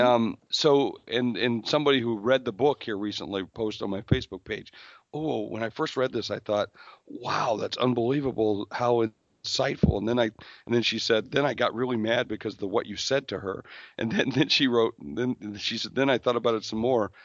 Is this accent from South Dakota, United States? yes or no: yes; South Dakota, United States; I'm from South Dakota